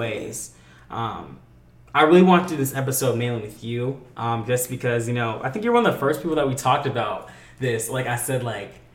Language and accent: English; California, United States; I'm from California